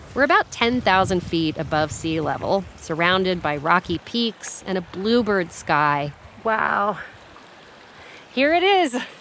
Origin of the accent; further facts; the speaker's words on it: Colorado, United States; I was born and raised in Colorado. I grew up drinking this water